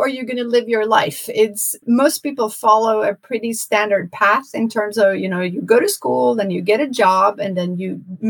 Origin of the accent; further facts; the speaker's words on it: Norway; English is a second language; moved away as an adult; now in New York City, United States; I was born in Norway and I chose to go live in New York City.